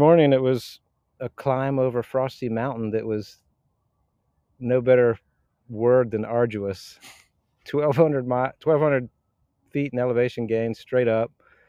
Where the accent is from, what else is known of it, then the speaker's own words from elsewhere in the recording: Sandy Springs area, Atlanta, Georgia, United States; Living in Atlanta, and grew up here, and grew up off Spalding Drive and Holcomb Bridge, and parents still live there, and went to St. Jude's Elementary and then Marist for high school